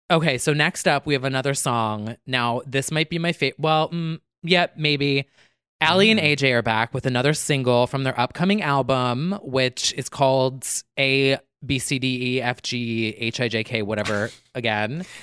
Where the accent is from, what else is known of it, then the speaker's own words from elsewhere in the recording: New Jersey, United States; we're both from Jersey